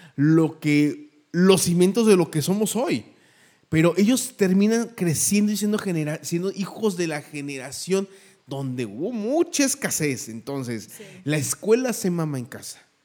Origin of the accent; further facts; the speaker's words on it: Mexico; Somos más mexicanos